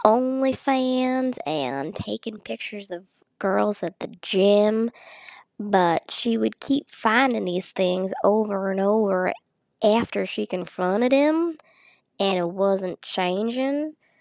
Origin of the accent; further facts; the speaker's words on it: the South, United States; accent: Southern; my terrible Southern accent